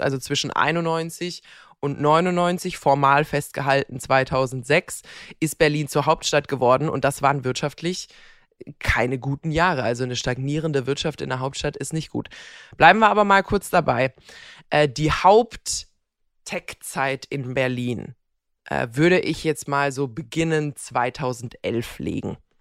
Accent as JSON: {"language": "German", "country": "Croatia", "moved": "yes", "said": "meine Heimat Kroatien"}